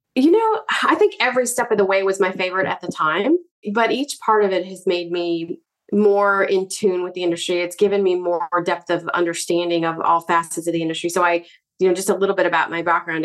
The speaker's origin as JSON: {"language": "English", "region": "Virginia", "country": "United States", "tie": "born or raised there", "said": "Growing up in Virginia"}